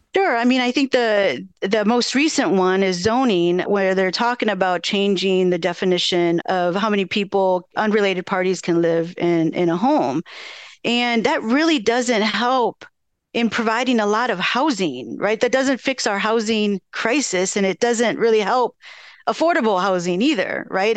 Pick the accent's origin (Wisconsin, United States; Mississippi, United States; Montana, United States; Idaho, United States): Wisconsin, United States; Madison; growing up here, I grew up in Kennedy Heights and, you know, I spent a lot of time at Darbo, Marquette Street on the, you know, east side of Madison